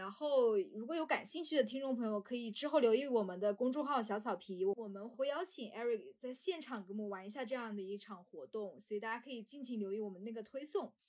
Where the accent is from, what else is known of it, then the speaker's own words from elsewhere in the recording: China; 我们大陆这边